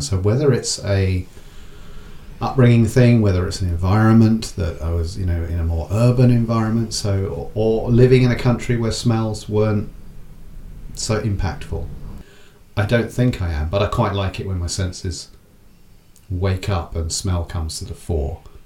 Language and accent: English; England, United Kingdom; us as English people living in Southern England